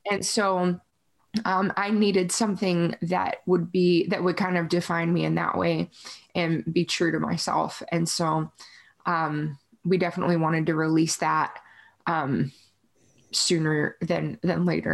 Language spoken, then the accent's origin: English; Yorktown, Virginia, United States; moved away as an adult; also born or lived in Tulsa, Oklahoma; now in Nashville, United States; I grew up in Virginia